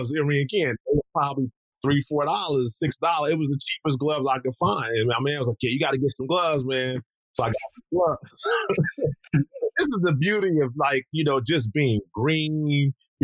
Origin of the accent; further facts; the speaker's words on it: Los Angeles, California, United States; moved away; also born or lived in Japan; I grew up, I'm from Los Angeles, California